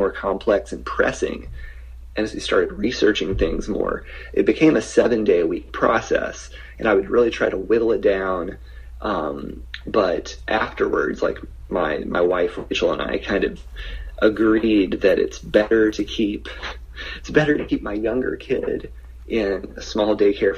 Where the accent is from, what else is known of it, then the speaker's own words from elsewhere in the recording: Little Rock, Arkansas, United States; also born or lived in Kansas City, Missouri; I'm from Little Rock